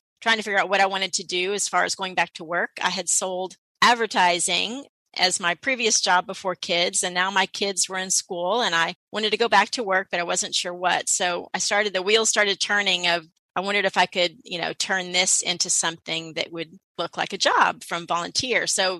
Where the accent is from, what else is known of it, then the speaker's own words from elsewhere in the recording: Houston, Texas, United States; also born or lived in St. Louis, Missouri; I was born in St. Louis. St. Louis, huh? Mm-hmm. Yeah. And then we moved here when I was 7. So pretty much grew up in Inwood Forest area.